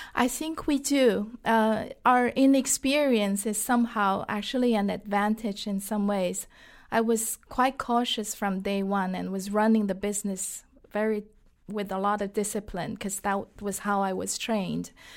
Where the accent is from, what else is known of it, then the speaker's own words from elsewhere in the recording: Shanghai, China; English is a second language; moved away as an adult; now in United States; I was born and raised in Shanghai, China